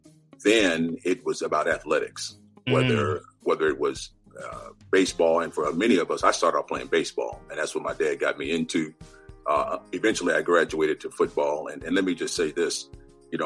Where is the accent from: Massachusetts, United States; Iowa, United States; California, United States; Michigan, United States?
California, United States; Southern; moved away as an adult; also born or lived in Guthrie, Oklahoma; now in Washington, D.C., United States; I grew up in California, Southern California